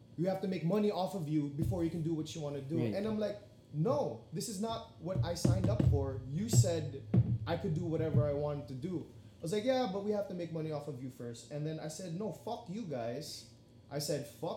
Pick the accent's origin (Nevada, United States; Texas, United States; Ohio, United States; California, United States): Nevada, United States; Las Vegas; now in Philippines; I was born and raised in Vegas